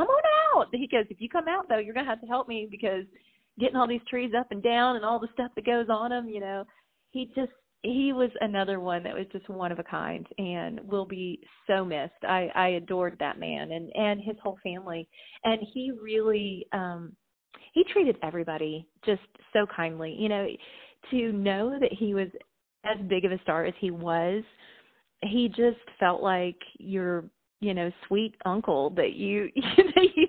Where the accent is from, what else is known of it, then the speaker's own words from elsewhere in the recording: southern Indiana, United States; also born or lived in Louisville, Kentucky; now in Nashville, United States; I grew up in southern Indiana and really close to Louisville, Kentucky. I was actually born in Louisville.